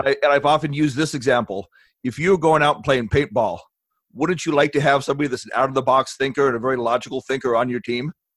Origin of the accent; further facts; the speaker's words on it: Long Beach, California, United States; moved away as an adult; now in Ozarks, United States; I spent most of my life growing up in Long Beach, California